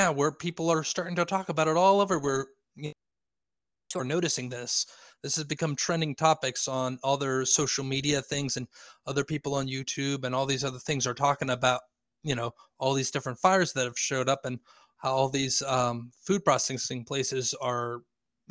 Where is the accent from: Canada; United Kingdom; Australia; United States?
United States; Lancaster, Pennsylvania; now in York, United States; I live in York, Pennsylvania. I'm from Lancaster, Pennsylvania